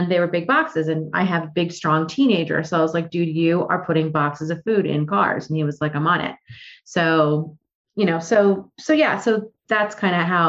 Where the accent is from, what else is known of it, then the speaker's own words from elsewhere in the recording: Freehold, New Jersey, United States; I grew up in Freehold